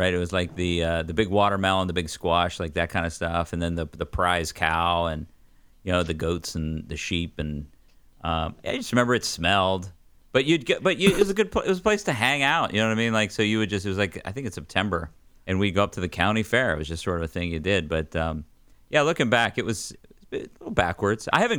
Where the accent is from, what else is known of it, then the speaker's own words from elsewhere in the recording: north of Johnstown, Western Pennsylvania, United States; moved away; also born or lived in Smyrna, Tennessee; I grew up in Western Pennsylvania, small town up in the coal mining hills north of Johnstown. And so Cambria County was my county.